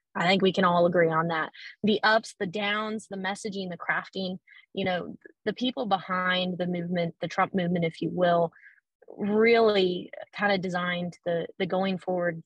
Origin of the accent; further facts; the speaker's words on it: Harlan, Iowa, United States; moved away as an adult; also born or lived in Lincoln, Nebraska / Washington, D.C.; now in Syracuse, United States; I was born and raised in Harlan, Iowa